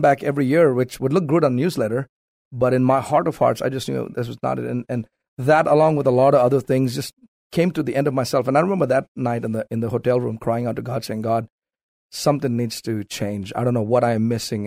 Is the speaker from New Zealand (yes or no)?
no; South India, India; moved away as an adult; now in United States; born and raised in South India